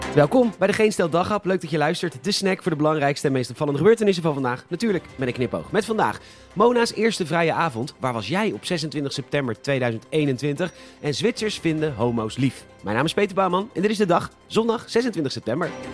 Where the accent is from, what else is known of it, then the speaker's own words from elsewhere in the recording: Netherlands; wij als Nederlanders